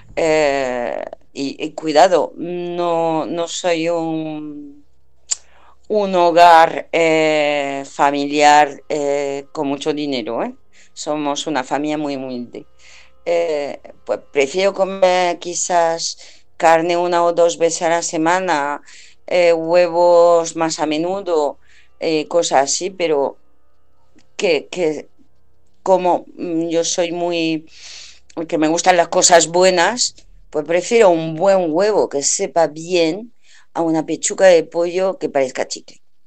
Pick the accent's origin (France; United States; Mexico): France; now in Spain; yo soy francesa y voy a Francia a menudo